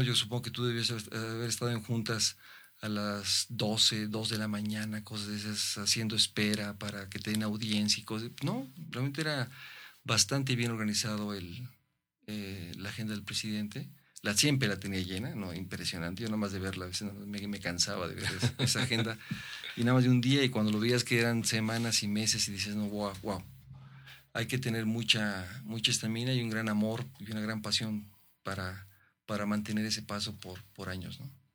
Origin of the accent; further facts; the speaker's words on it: Mexico; como mexicano